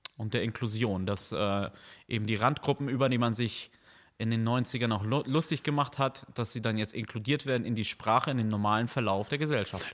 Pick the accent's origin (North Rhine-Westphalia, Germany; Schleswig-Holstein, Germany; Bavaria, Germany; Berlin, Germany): Schleswig-Holstein, Germany; Neumünster; now in Kiel, Germany; in der wunderschönen Stadt Neumünster, wo ich aufgewachsen bin